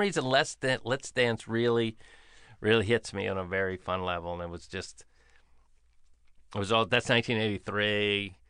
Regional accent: Florida, United States; I grew up in Florida

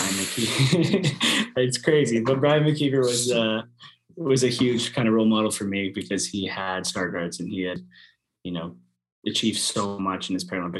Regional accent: Sault Ste. Marie, Ontario, Canada; I grew up in Sault Ste. Marie, Ontario, or just north of Sault Ste. Marie, Ontario, and Goulee River.

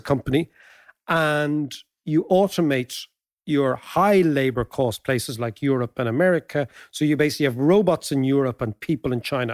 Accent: Ireland; as Irish people

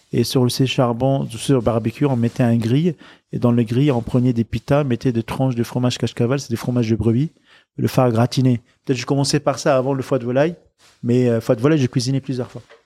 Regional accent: Lebanon; moved away as an adult; also born or lived in Liberia / France; now in Paris, France; grandir dans la guerre civile libanaise, grandir dans le quartier populaire du Liban, les plus pauvres.

